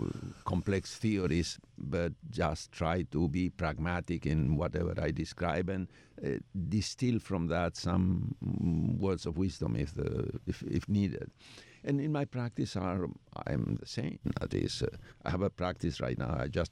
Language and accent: English; Argentina; English is a second language; Well, I'm Jewish from Argentina, which is a very peculiar